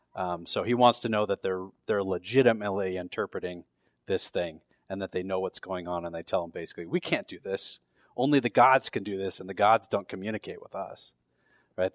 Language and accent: English; near San Francisco, California, United States; now in Tucson, United States; I grew up near the San Francisco, so the San Francisco forty-niners are, like, my hometown team